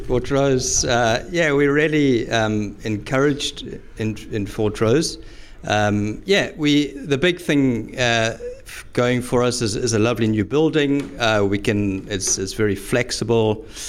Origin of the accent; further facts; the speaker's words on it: South Africa; now in Highlands, Scotland; come from South Africa, born and bred in South Africa